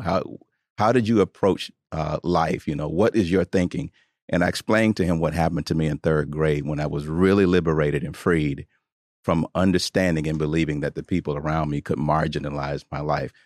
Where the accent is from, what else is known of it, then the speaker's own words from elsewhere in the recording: Tuscaloosa, Alabama, United States; I grew up in Tuscaloosa, Alabama, in the, in the South